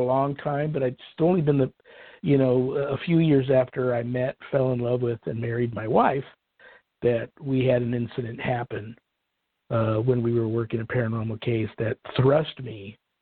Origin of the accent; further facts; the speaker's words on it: Colts Neck, New Jersey, United States; growing up in Colts Neck, New Jersey